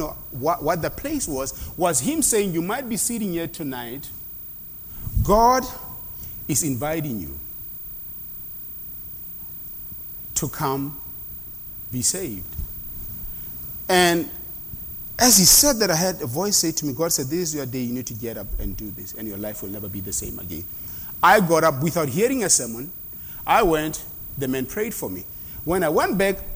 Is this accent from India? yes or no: no; South Africa; moved away; they taught us that in South Africa in schools